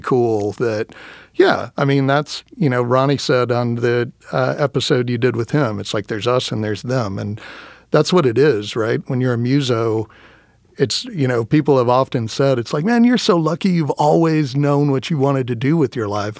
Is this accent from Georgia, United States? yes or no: no; Round Rock, Texas, United States; moved away; also born or lived in Austin, Texas; I grew up in Texas.